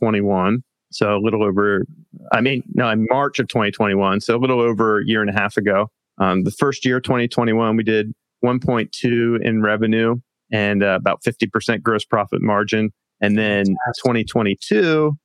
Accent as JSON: {"language": "English", "region": "Pennsylvania", "country": "United States", "tie": "born or raised there", "also_born_or_lived": "San Diego, California", "moved": "as an adult", "lives_now": "Del Mar, United States", "said": "I'm from Pennsylvania originally. That's where I grew up, went to college out there."}